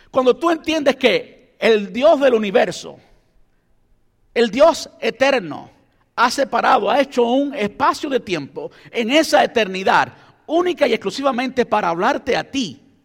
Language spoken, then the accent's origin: Spanish; Cuba; now in United States; soy cubano